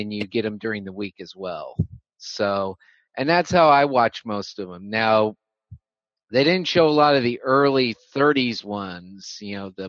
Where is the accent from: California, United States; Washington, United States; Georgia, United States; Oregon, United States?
California, United States; San Francisco Bay Area; I grew up out in the San Francisco Bay Area